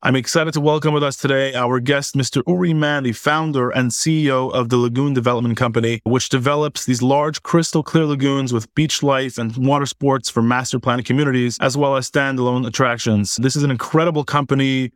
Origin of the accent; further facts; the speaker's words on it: Montreal, Quebec, Canada; growing up in Montreal, Canada, I grew up playing ice hockey pretty much my whole life as a little kid